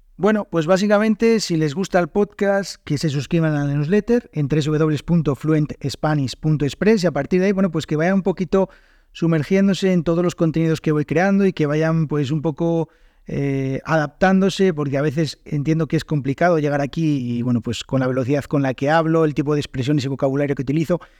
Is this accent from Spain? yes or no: yes; Spain; first language Spanish